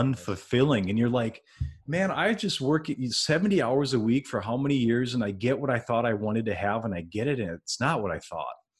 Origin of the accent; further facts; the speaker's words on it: Wisconsin, United States; moved away as an adult; also born or lived in Minneapolis, Minnesota; I'm from Wisconsin, born and raised in Wisconsin, and in two thousand five, I moved over, uh, across state lines, went into the Minneapolis area